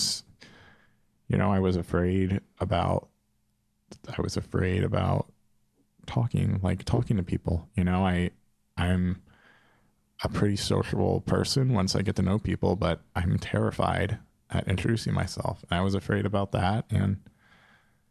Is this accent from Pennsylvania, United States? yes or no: yes; Pennsylvania, United States; also born or lived in Philadelphia, Pennsylvania; I'm from Philly. Well, I'm from Pennsylvania, but I'd lived in Philly for 5 years